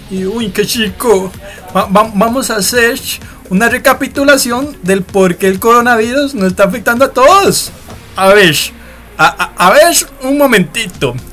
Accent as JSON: {"language": "Spanish", "country": "Costa Rica", "said": "nosotros somos bien ticos, ¿verdad?"}